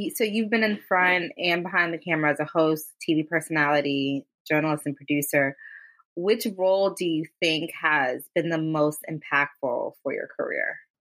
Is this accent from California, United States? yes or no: no; Westfield, New Jersey, United States; I grew up in Westfield, which in New Jersey is like a predominantly white town